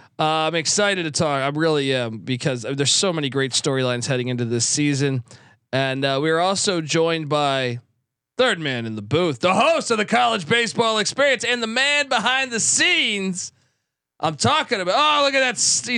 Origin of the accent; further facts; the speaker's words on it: Maryland, United States; I grew up in Georgetown country / Maryland country